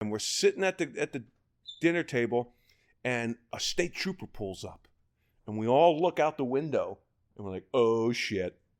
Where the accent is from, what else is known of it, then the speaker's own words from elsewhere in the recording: Baltimore, Maryland, United States; moved away; I'm from Baltimore, Kansas. Well, two one two two eight